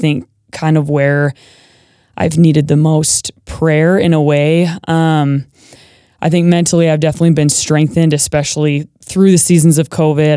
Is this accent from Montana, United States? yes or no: yes; Manhattan, Montana, United States; now in Boise, United States; I am from a small town in Montana. So it's Manhattan, Montana, and it's just outside of Bozeman